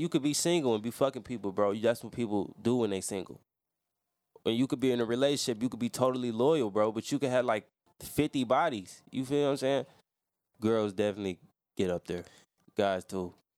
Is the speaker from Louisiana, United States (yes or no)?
yes; Louisiana, United States; I'm from Louisiana. That's where I was born.